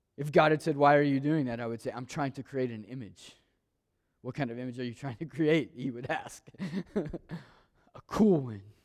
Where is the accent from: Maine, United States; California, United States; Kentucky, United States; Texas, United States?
Kentucky, United States; Maysville; Growing up in Maysville, Kentucky, I ask that question a lot. Why was I born in Maysville?